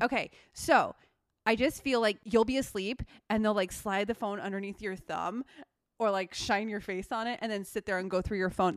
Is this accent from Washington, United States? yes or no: yes; Seattle, Washington, United States; moved away; I'm from Seattle